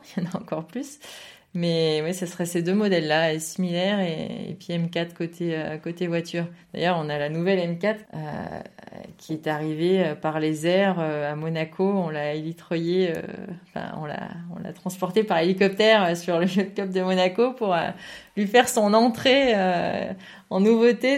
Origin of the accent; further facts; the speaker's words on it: Saint-Étienne, Auvergne-Rhône-Alpes, France; je viens d'une région qui, euh, qui, aime beaucoup la voiture et qui a aussi des routes qui permettent de rouler, qui est un peu euh, dans le centre, effectivement, c'est la région de Saint-Étienne, j'en suis plutôt fière